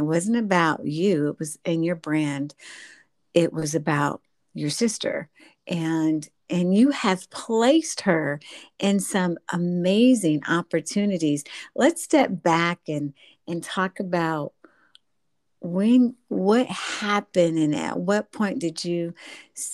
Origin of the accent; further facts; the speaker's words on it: Midwest, United States; I'm from the Midwest